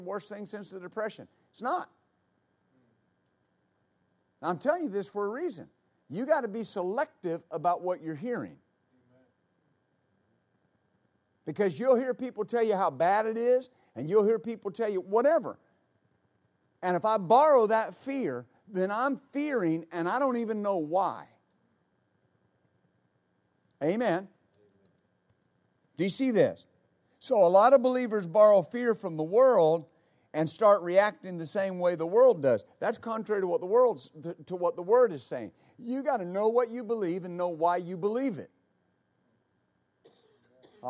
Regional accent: West Texas, United States; I was raised in West Texas and worked on ranches, rodeo, team rope

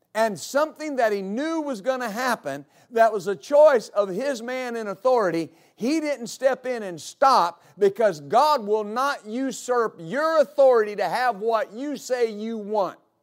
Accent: West Texas, United States; I grew up in West Texas

